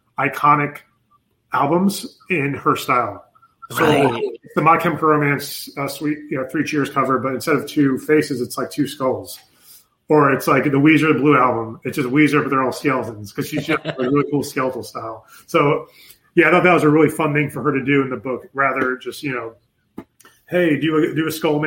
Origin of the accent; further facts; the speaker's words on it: New York, United States; also born or lived in Pennsylvania; But I'm originally from New York too. Like, yes, another thing we have in common. And then when we moved from New York, we moved to Pennsylvania, a little town for like maybe a year or half a year.